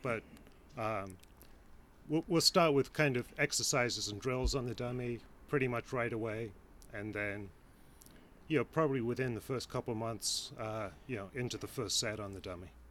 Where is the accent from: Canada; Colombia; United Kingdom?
United Kingdom; England; now in Cleveland, United States; I'm English originally, but uh, moved here with my family uh, almost 30 years ago